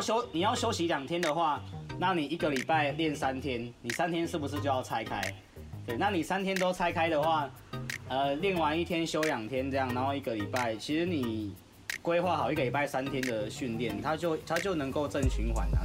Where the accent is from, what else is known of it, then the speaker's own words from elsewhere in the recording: Kaohsiung, Taiwan; 我是高雄人